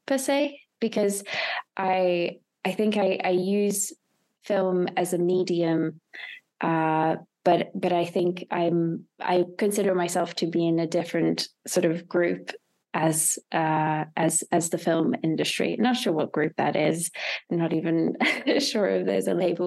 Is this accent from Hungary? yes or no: yes; Hungary; moved away as an adult; also born or lived in United Kingdom; I'm originally from Hungary, and I studied in the UK